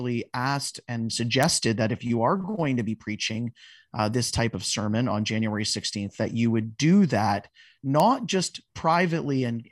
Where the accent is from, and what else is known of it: Canada